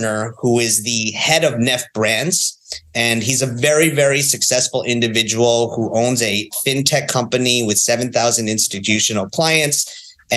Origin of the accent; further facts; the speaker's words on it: New York, United States; moved away as an adult; also born or lived in Northern California; I'm from New York